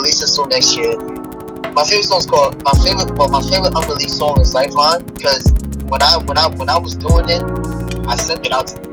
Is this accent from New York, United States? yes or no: yes; New York City, New York, United States; I'm from New York City.